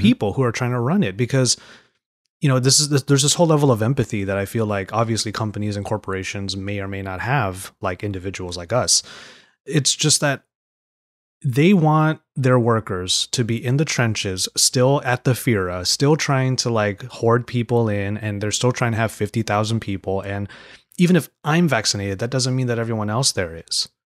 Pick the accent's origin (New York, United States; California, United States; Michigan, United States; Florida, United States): California, United States; San Gabriel Valley; I'm from the San Gabriel Valley.